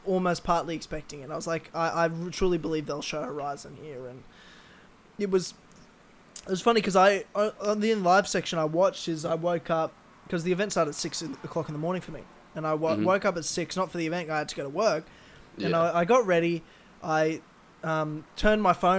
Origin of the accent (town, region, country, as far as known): Australia